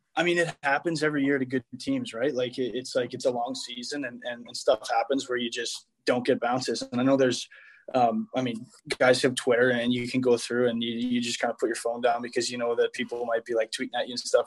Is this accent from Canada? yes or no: yes; Toronto, Ontario, Canada; moved away; being in Toronto in my hometown